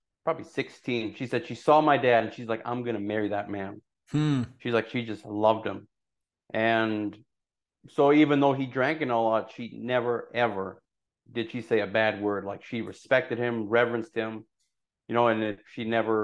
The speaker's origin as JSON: {"language": "English", "town": "Burdett", "region": "Alberta", "country": "Canada", "tie": "born or raised there", "also_born_or_lived": "Mexico / Taber, Alberta", "said": "I grew up in Burdett, Alberta"}